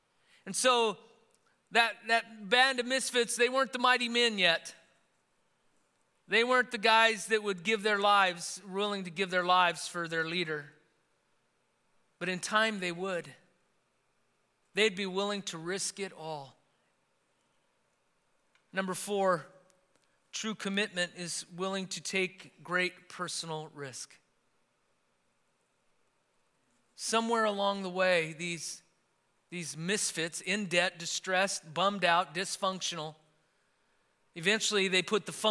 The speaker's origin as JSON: {"language": "English", "town": "Yerington", "region": "Nevada", "country": "United States", "tie": "born or raised there", "said": "growing up in Yerington, Nevada, spent most of our childhood there, 12 years."}